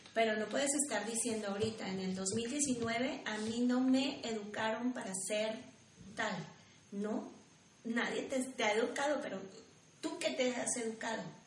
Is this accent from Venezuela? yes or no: no; Mexico; como mexicanos